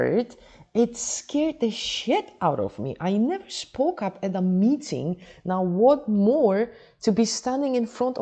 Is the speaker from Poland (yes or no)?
yes; Poland; now in Dubai, United Arab Emirates; Originally, I am from Poland, not Holland, Poland, but for the past 20 years, I have been living and working in Dubai.